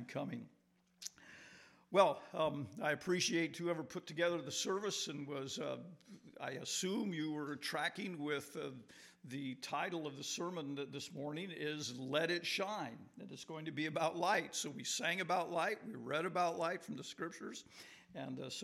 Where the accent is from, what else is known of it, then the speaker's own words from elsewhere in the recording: Morton, Illinois, United States; I'm from Morton, Illinois, down just 10 miles from Peoria